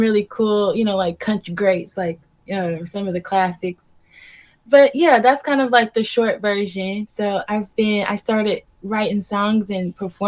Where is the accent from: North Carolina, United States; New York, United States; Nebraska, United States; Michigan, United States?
North Carolina, United States; Greensboro; moved away as an adult; also born or lived in Chicago; I grew up in Greensboro, North Carolina